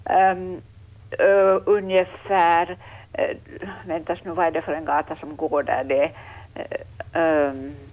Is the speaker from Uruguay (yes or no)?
no; Vaasa, Ostrobothnia, Finland; Jag är Vasabo